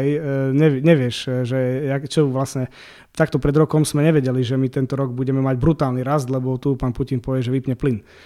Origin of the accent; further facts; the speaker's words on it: eastern Slovakia, Slovakia